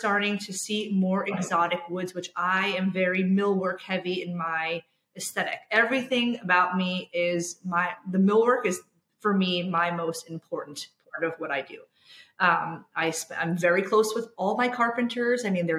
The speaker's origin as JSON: {"language": "English", "region": "New York", "country": "United States", "said": "I always used to think they were so exotic, right? Just because I'm from New York."}